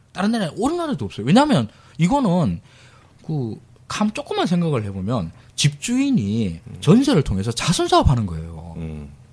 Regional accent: Daegu, South Korea; moved away; 저 이제 대구 출신인데 대구 아버지 어머니 사시는데

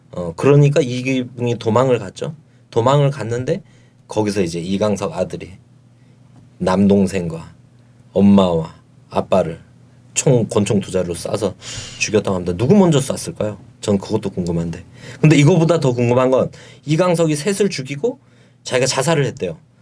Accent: Yeongju, North Gyeongsang, South Korea; moved away; 고향이 경북 영주거든요

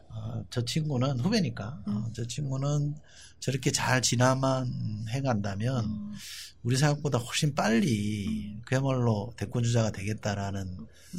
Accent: Busan, South Korea; moved away as an adult; also born or lived in Yeongil, North Gyeongsang; now in Seoul, South Korea; 초중고등학교는 부산에서 졸업했습니다.

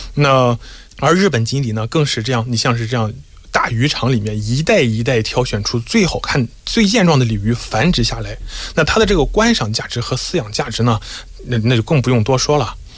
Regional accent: China; 我们作为中国人

